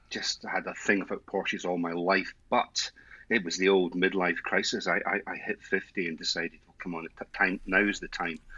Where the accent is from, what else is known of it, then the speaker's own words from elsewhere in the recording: Edinburgh, Scotland, United Kingdom; now in Australia; Scottish, Edinburgh, Edinburgh born and bred, but I have been out here uh, for about 20 years now, so I've almost lost the accent